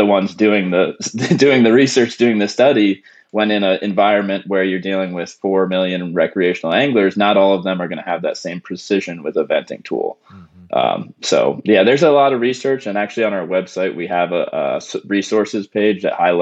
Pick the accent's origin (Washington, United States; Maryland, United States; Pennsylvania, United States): Pennsylvania, United States; moved away as an adult; also born or lived in Tampa, Florida / Louisiana; I grew up in Pennsylvania